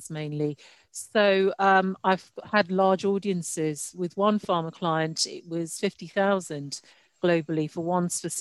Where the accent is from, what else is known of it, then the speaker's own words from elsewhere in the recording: United Kingdom; also born or lived in Nigeria; I moved to the UK when I was 8 for educational purposes